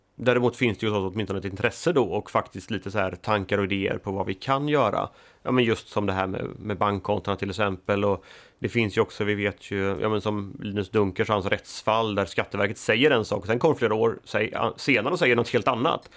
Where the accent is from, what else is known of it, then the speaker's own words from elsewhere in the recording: Sweden; moved away; also born or lived in Gothenburg; jag är född och uppvuxen i Småland, på landsbygden, flyttade till Göteborg.